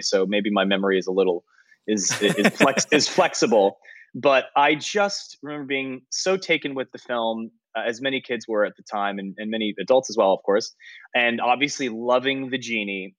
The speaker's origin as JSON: {"language": "English", "area": "San Francisco Bay Area", "region": "California", "country": "United States", "tie": "born or raised there", "moved": "yes", "said": "it was in the Bay Area."}